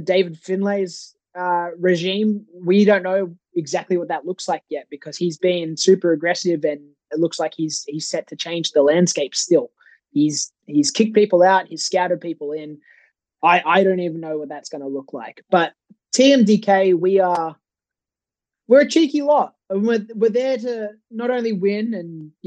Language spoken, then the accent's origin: English; Sydney, New South Wales, Australia; even though we were in Sydney, which is my hometown, I didn't go home